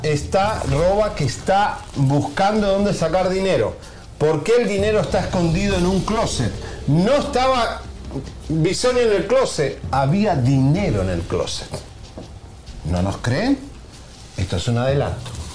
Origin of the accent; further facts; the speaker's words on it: Argentina; soy argentino